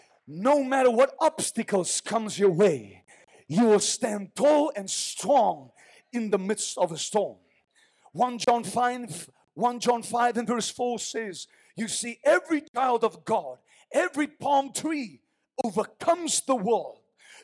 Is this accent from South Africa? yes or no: yes; South Africa; We're from South Africa. We don't know these things.